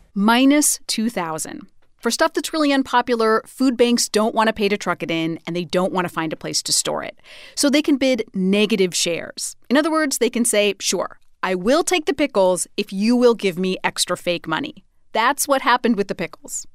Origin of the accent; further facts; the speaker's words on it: Idaho, United States; Idaho, my home state